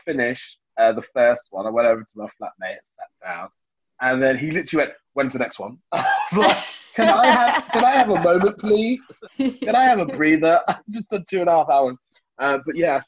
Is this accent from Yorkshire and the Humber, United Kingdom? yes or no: no; Birmingham, West Midlands, United Kingdom; being a Brummie, also being the only black Brummie with a residency